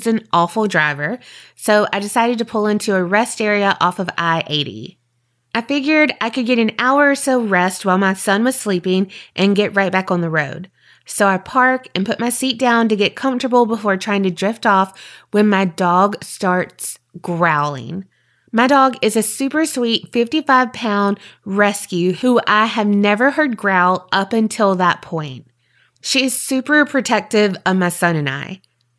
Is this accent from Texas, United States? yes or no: no; New Jersey, United States; now in North Carolina, United States; I'm originally from New Jersey, but I currently live in North Carolina. I usually travel back home for the holidays with my son.